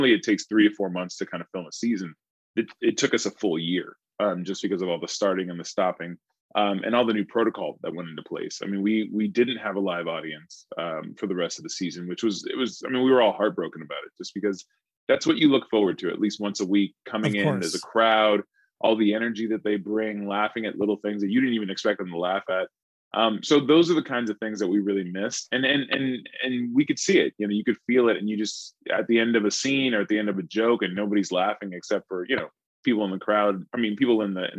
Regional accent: Columbus, Georgia, United States; their journey to go back to my hometown, which is Columbus, Georgia.

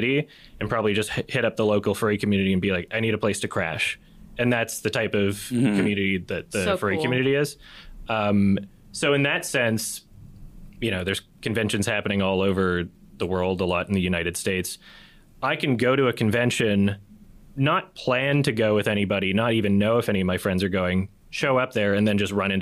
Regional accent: Edmonton, Alberta, Canada; the time that I was growing up in Edmonton

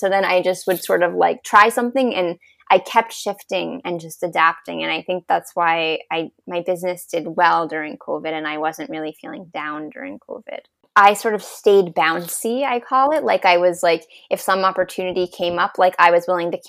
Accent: New York, United States; moved away; growing up in New York, in a family with a lot of corporate executives

